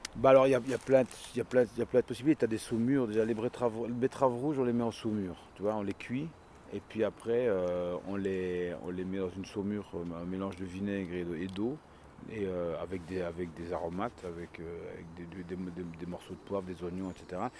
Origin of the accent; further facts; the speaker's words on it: La Calamine, Wallonia, Belgium; now in Liège, Belgium; je viens de la campagne, je viens de la Calamine